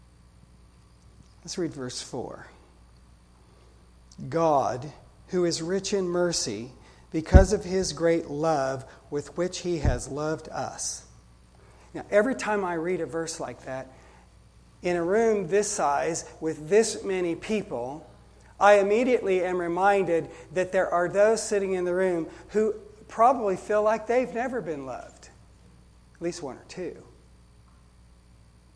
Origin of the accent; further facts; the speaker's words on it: United States; I love being an American, but I'm a Christian first